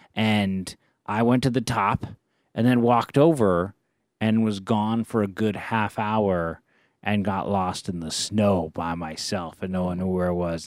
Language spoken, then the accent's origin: English; Bay Area, California, United States; we grew up in the Bay Area